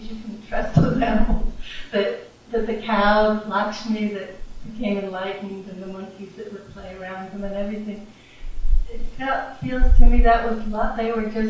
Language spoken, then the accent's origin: English; near Hollywood, California, United States; I was raised near Hollywood.